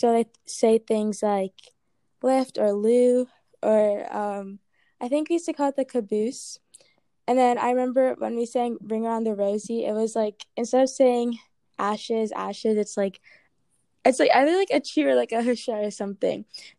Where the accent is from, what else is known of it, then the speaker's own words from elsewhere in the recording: Mason, Ohio, United States; also born or lived in Baltimore / Pittsburgh / Ghana / Arkansas; But I was born in Baltimore and then lived in Pittsburgh and then lived in Ghana for 5 years. And then I moved to Arkansas and then I moved to Ohio. So I moved around a lot, but I spent most of my life in Mason and Ghana.